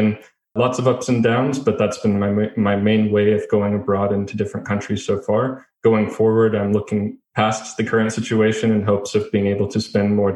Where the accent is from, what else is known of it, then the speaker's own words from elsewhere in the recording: United States; moved away as an adult; also born or lived in Japan; I was born and raised in the United States